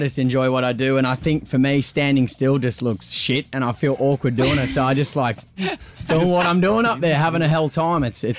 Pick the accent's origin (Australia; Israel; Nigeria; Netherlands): Australia; growing up in Australia and you know going to the Cross and seeing all these artists come in.